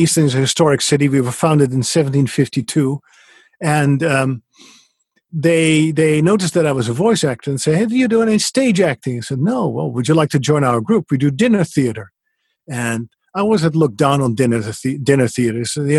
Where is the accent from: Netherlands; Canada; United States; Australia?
Netherlands; English is a second language; moved away as an adult; But basically the story was that I came from the Netherlands after a career in radio, and I really missed a microphone.